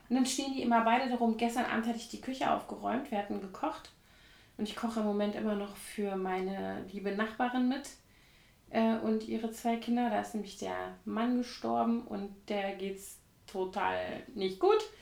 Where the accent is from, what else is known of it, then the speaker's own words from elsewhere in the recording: Koblenz, Rhineland-Palatinate, Germany; now in Berlin, Germany; Koblenz aus, meiner Heimatstadt